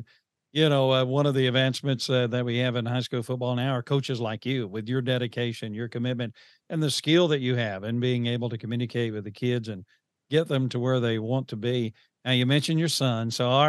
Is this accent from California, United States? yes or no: no; Georgia, United States; I grew up in Georgia back in the 70s.